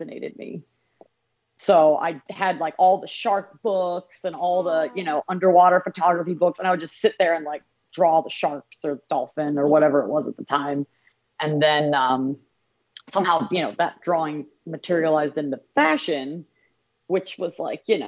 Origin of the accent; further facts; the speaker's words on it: Jacksonville Beach, Florida, United States; moved away as an adult; also born or lived in Ohio; when I was really young, I grew up in Jacksonville Beach.